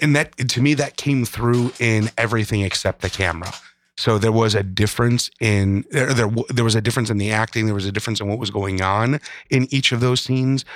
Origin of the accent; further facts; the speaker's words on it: Midwest, United States; being a Midwesterner